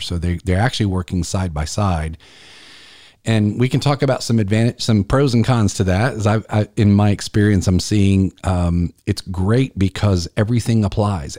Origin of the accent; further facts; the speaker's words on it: Columbia, South Carolina, United States; it's right here in my hometown of Columbia